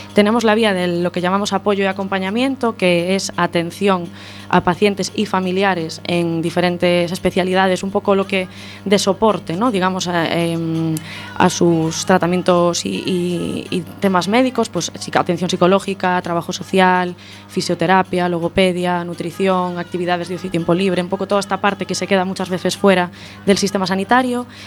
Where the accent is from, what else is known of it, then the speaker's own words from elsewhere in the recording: Santiago de Compostela, Galicia, Spain; moved away as an adult; now in A Coruña, Spain; yo soy de Santiago